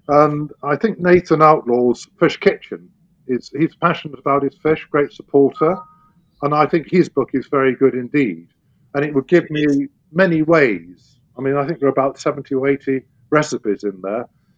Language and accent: English; United Kingdom; We get great pride in it as British farmers